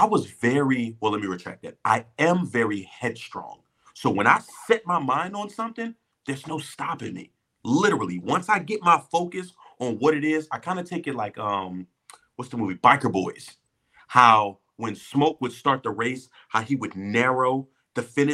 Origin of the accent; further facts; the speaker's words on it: Philadelphia, Pennsylvania, United States; I'm from Philly